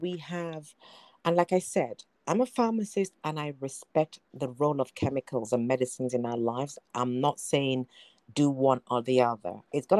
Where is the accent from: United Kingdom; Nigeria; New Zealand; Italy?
Nigeria; moved away; I was born in Nigeria. I love my roots. I love my Nigerian heritage.